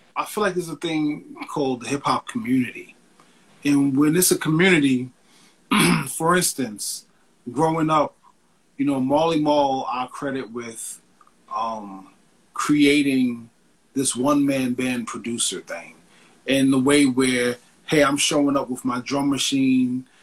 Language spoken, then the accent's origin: English; New York, United States; being a kid growing up in New York